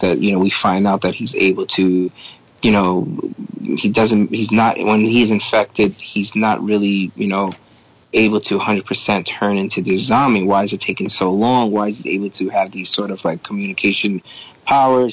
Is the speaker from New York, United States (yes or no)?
yes; New York City, New York, United States; growing up in New York City in the 80s